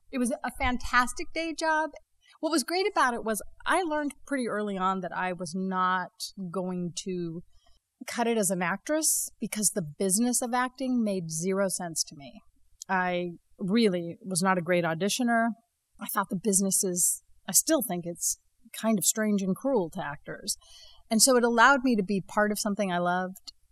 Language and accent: English; Las Vegas, Nevada, United States; moved away as an adult; also born or lived in New York; growing up in Las Vegas